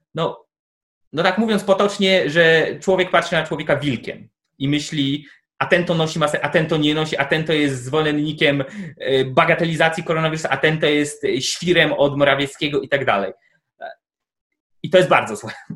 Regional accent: Tomaszów, Poland; z mojego rodzinnego miasta, czyli z Tomaszowa

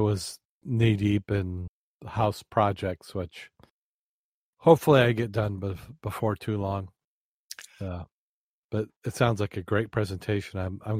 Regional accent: Berrien Springs, Michigan, United States; And you can't get any closer than my hometown than Berrien Springs because that's where I'm from.

